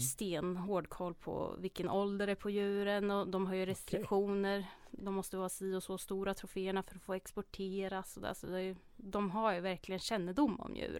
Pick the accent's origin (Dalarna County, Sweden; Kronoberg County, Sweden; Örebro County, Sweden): Örebro County, Sweden; Hjortkvarn; Jag är uppväxt i Hjortkvarn, ligger utanför Örebro